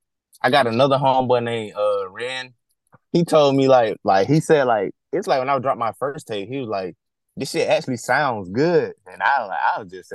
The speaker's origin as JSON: {"language": "English", "town": "Griffin", "region": "Georgia", "country": "United States", "accent": "Southern", "said": "I'm from Georgia. I'm like 30, 40 minutes down from Atlanta. Like, it's called Griffin. It's a small city called Griffin."}